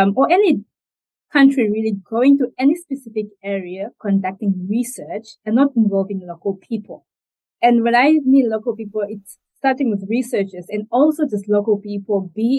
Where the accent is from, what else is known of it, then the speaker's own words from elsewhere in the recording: northern Namibia, Namibia; moved away as an adult; now in Dublin, Ireland; I'm from the northern part of Namibia where we usually don't have rocks.